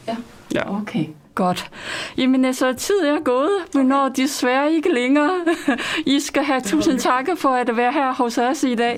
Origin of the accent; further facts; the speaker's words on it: China; now in Denmark; jeg kommer selv fra Kina